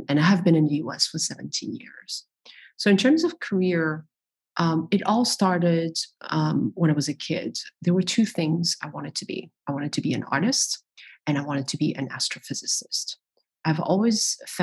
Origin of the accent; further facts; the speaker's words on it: Paris, Île-de-France, France; I was born in Paris. I'm French.